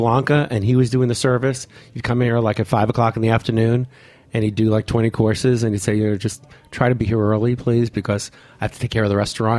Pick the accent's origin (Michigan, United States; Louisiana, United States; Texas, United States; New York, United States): New York, United States; New York City; I grew up in Brooklyn